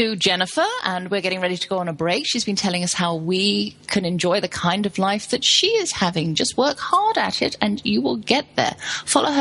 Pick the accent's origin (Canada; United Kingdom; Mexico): United Kingdom; England; moved away as an adult; now in United States; I'm English and, you know, sort of moved to America